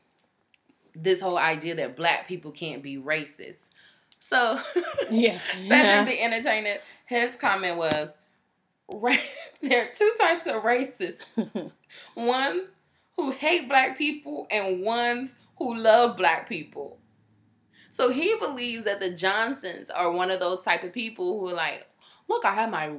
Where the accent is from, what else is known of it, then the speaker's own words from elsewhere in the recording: Texas, United States; I'm from Texas